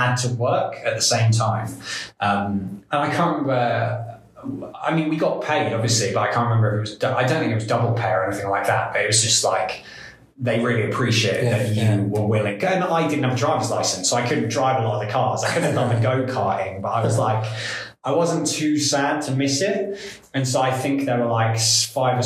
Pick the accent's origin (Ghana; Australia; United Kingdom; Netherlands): United Kingdom; England; first language English; moved away as an adult; now in Estonia; as an English person